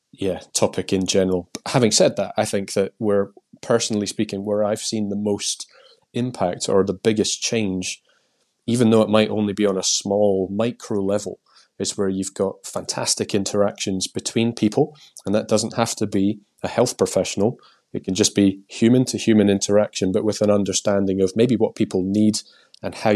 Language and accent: English; Scotland, United Kingdom; accent: Scottish; moved away as an adult; now in England; I've still retained my Scottish accent somehow. I've lived in England now for like 20 years